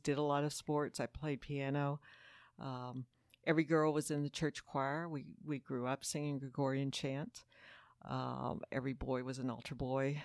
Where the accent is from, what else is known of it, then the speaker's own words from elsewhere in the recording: Houston, Texas, United States; I grew up Catholic here in Houston, Texas, at Saint Peter the Apostle Parish